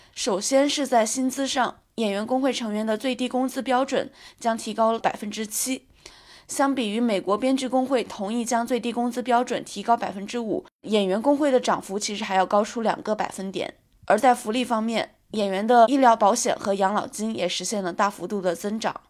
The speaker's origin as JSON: {"language": "Chinese", "region": "Chongqing", "country": "China", "accent": "n/l merger", "said": "我是重庆人，的确存在呢呢不分的问题"}